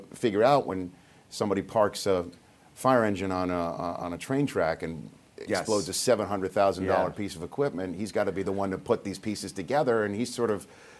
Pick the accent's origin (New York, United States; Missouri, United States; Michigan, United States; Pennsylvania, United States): New York, United States; New York City; being a New Yorker